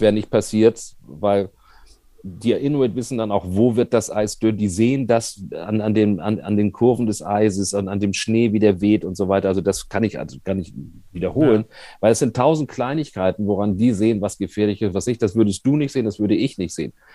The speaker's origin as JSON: {"language": "German", "region": "Hamburg", "country": "Germany", "tie": "born or raised there", "also_born_or_lived": "Bavaria", "said": "ich bin da geboren und, und kann schon auch noch, wenn ich möchte, aber ich bin eigentlich in Hamburg groß geworden"}